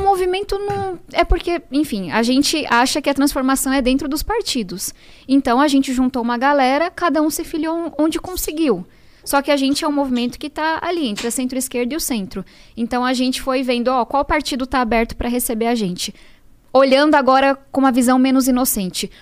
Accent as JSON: {"language": "Portuguese", "region": "São Paulo", "country": "Brazil", "tie": "born or raised there", "said": "Eu venho da Zona Sul de São Paulo"}